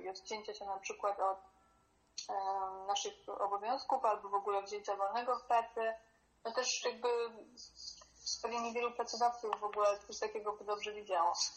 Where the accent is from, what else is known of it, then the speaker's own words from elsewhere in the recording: Poland; moved away as an adult; also born or lived in Berlin; wyrosłam w tym kraju